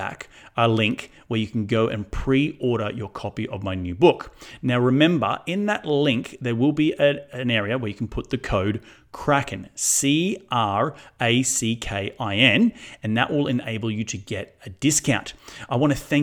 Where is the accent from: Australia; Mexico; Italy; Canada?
Australia; now in United States; Australia, my home country